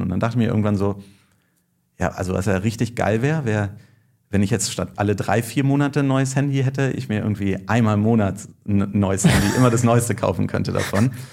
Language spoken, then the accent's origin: German; Berlin, Germany; also born or lived in Würzburg; Ich bin aus Berlin, habe aber in Würzburg äh, Nanotechnik studiert